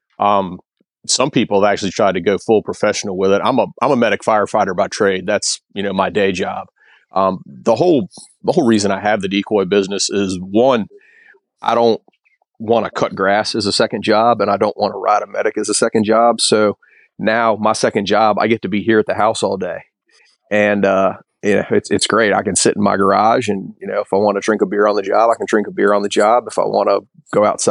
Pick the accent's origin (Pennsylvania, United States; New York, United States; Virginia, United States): Virginia, United States; Bath County; I grew up in the mountains of Virginia. My dad ran the trout hatchery in Bath County.